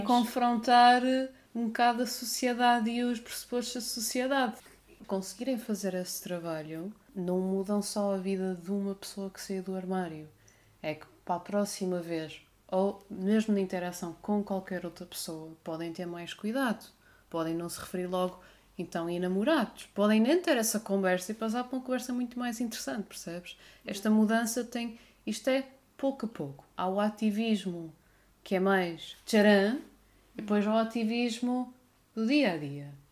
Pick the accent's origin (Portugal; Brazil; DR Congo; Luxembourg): Portugal; Guimarães, Norte; also born or lived in Porto; now in Algarve, Portugal; eu sou originalmente da cidade de Berço, Guimarães